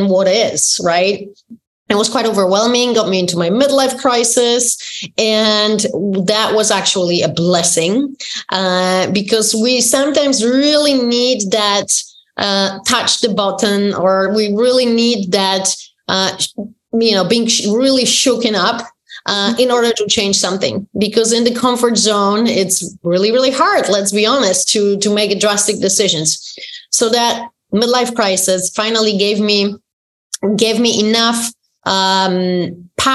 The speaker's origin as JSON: {"language": "English", "country": "Poland", "tie": "born or raised there", "moved": "yes", "said": "growing up in Poland, in communist country"}